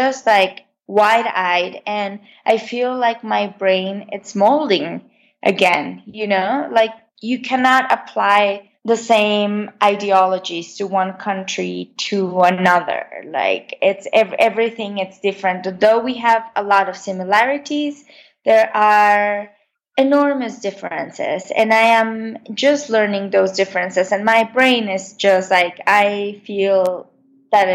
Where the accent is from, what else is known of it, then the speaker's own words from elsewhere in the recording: Texcoco, State of Mexico, Mexico; also born or lived in Oakland, United States; now in Mexico City, Mexico; I grew up in Texcoco, 45 minutes away from Mexico City